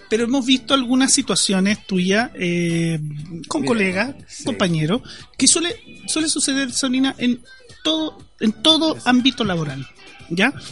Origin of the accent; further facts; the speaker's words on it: Concepción, Biobío, Chile; Yo soy de Concepción. Túneles de ratones deben haber. Sí, yo, soy de Concepción. No soy